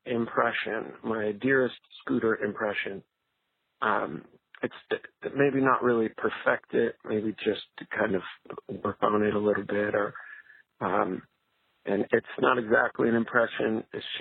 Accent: Canada; now in Anaheim, United States; I am originally from Canada, and now I live in Anaheim, California

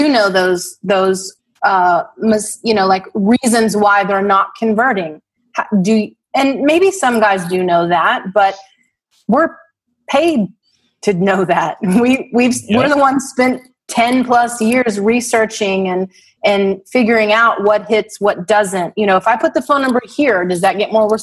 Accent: Texas, United States; accent: Western; I'm from Texas.

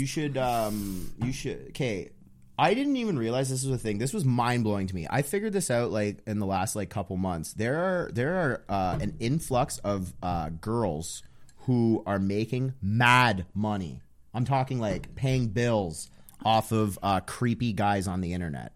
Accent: Ottawa, Ontario, Canada; also born or lived in Toronto; I'm from Ottawa.

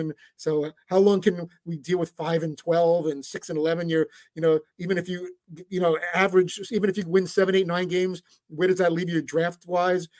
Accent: New York City, New York, United States; when I was in Brooklyn in my apartment building growing up in Brighton Beach and Coney Island

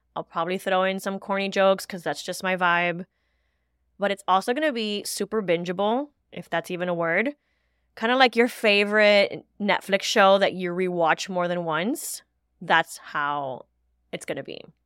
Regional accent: Miami, Florida, United States; As a first generation Cuban American, born and raised in Miami, Florida

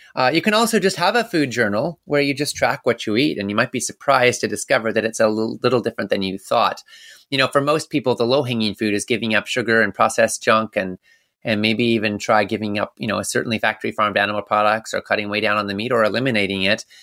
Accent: Canada; moved away; I was born in Canada and I lived up there

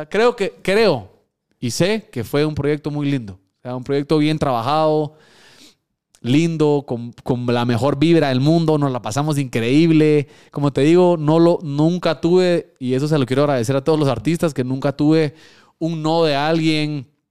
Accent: Guatemala; also born or lived in Mexico; Porque yo soy chapín. Punto, aquí nací, no puedo decir que soy de otro país.

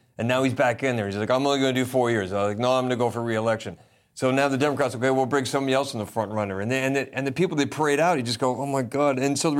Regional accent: Pacific Northwest, United States; I'm obviously American. I go back to America, and I'm from the Northwest, where people drive the largest, most expensive pickup trucks they can possibly find.

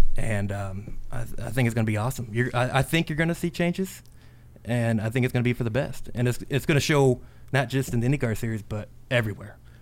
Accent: North Vernon, Indiana, United States; I grew up in North Vernon

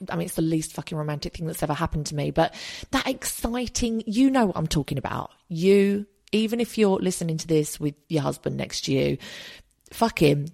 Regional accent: United Kingdom; we're British

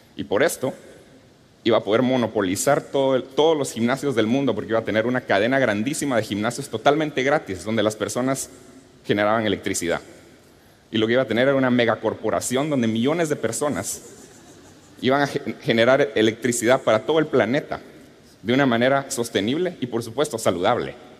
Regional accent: Guatemala; Cuando era niño, creciendo en Guatemala

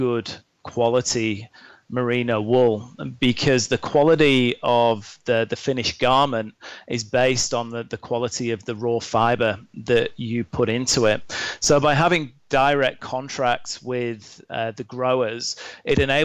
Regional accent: Lake District, North West England, United Kingdom; moved away as an adult; also born or lived in Australia; now in North America; I grew up in the Lake District in the UK, in a national park

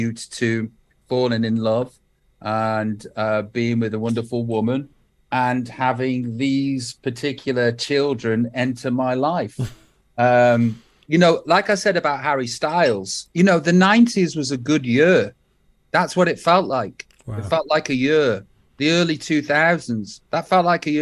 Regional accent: Stoke-on-Trent, West Midlands, United Kingdom; moved away; I'm still from Stoke

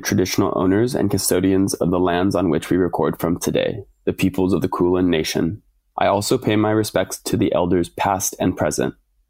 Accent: California, United States; moved away as an adult; now in Australia; I'm from California originally

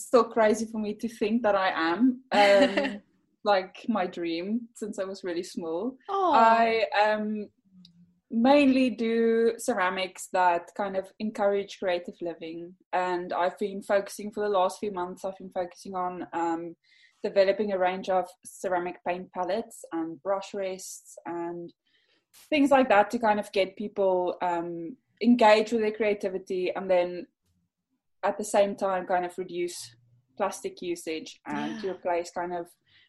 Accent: South Africa; moved away as an adult; now in Liverpool, United Kingdom; So home is South Africa. Yes. I'm South African. And I moved here just after finishing uni

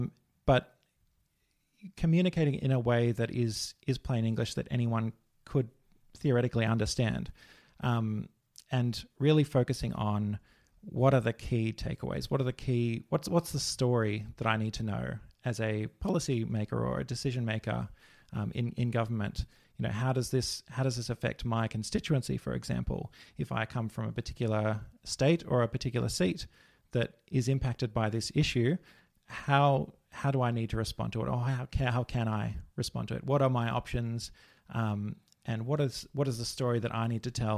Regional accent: Victoria, Australia; We grew up in the Dandenong Ranges in Victoria, so quite connected to nature

